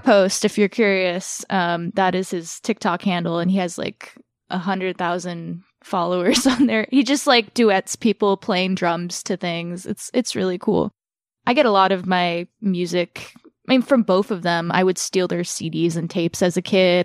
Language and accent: English; Orange County, California, United States; moved away as an adult; also born or lived in Burbank, California; now in North Hollywood, United States; we moved to Orange County when I was like seven. So I spent most of my life in Orange County